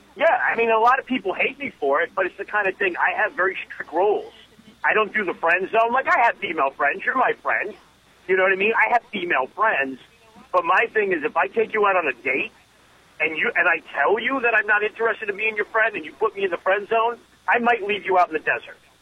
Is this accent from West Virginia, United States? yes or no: no; Connecticut, United States; I grew up in Connecticut.